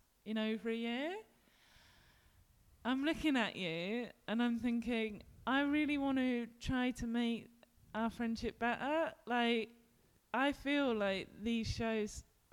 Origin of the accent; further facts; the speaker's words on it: London, United Kingdom; now in Glasgow, United Kingdom; I grew up in the West End of London in Ealing and now I live in the West End of Glasgow